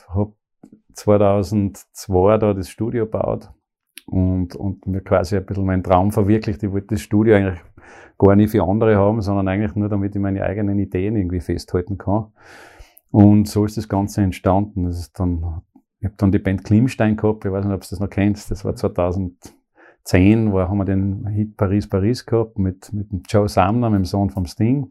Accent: Pongau, Salzburg, Austria; moved away as an adult; now in Graz, Austria; Ich bin aus dem Bongau, eben im Bongau in Salzburg, also geboren dort.

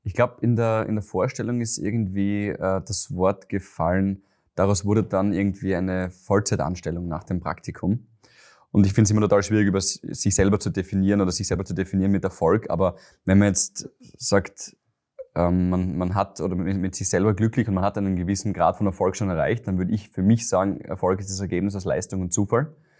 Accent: Graz, Styria, Austria; moved away as an adult; now in Vienna, Austria; ich bin ein Steirer

